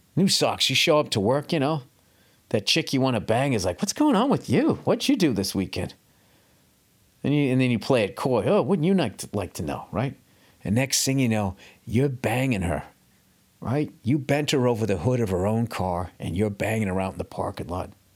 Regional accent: United States; I'm an American

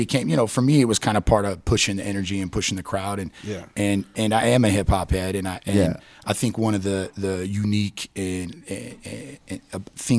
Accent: Salt Lake City, Utah, United States; also born or lived in Greece; You know, I was born in Salt Lake City, Utah

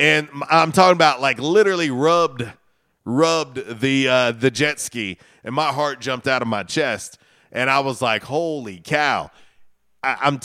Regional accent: Florida, United States; moved away; I'm originally from Florida

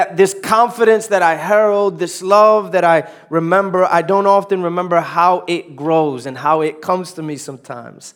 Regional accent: New York City, New York, United States; moved away; born and raised in New York, uptown New York.

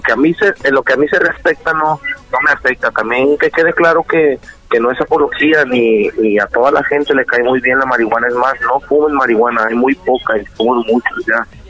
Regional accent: Mexico; yo soy de México

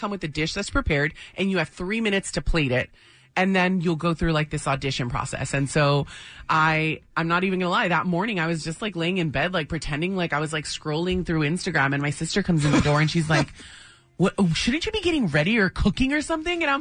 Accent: National City, California, United States; Yeah, yeah, literally at Paradise Valley Hospital.

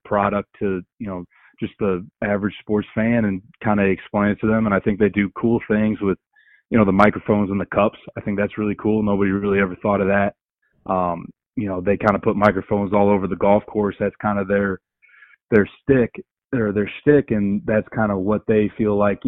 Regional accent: Cleveland, Ohio, United States; I was born and raised in Cleveland, Ohio

